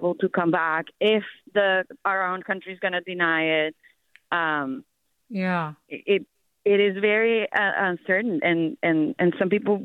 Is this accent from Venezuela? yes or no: yes; Venezuela; now in United States; I'm originally from Venezuela